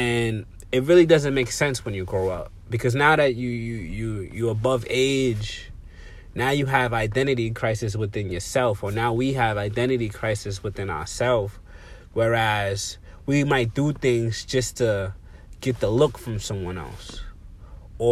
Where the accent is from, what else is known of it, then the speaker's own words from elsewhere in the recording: New York City, New York, United States; where I come from the Bronx, the South Bronx to be exact, Colin Avenue, you know, projects